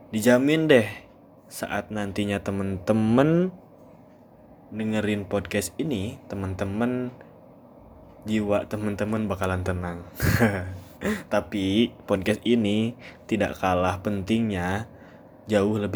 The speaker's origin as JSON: {"language": "Indonesian", "town": "Bandung", "region": "West Java", "country": "Indonesia", "tie": "born or raised there", "said": "asli dari Bandung kata orang Bandung itu udah pasti ya berarti suku Sunda lah Berarti udah terkategorikan bahwa saya merupakan cowok Sunda asli."}